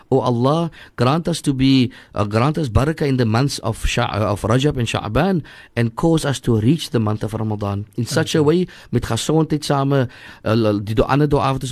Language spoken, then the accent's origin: English; Cape Town, Western Cape, South Africa; also born or lived in District Six, Cape Town; I grew up in in Hanover Park. We were thrown out of District Six at a very early age, so we were thrown into Hanover Park.